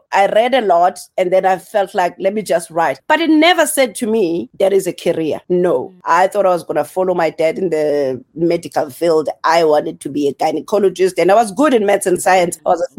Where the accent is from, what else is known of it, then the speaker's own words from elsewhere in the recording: Eastern Cape, South Africa; also born or lived in Welkom / KwaZulu-Natal; now in Margate, South Africa; So we grew up in the Eastern Cape, but then we moved to KZN. So I'm from the South Coast right now in Margate. But we grew up all over because my family just traveled. Like, I was born in Welkom.